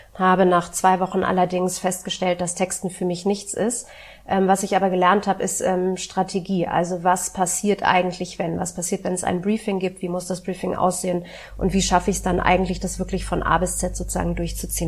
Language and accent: German; Berlin, Germany; also born or lived in Hamburg; Ich bin in Westberlin groß geworden